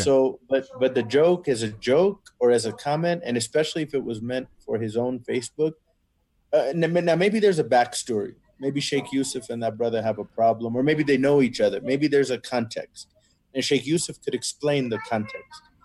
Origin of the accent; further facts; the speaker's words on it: Texas, United States; I was born and raised in Texas, but originally my parents are from Kashmir.